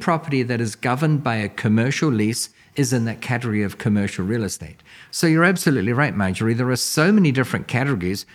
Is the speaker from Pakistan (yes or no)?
no; New Zealand; now in United States; I'm from New Zealand originally.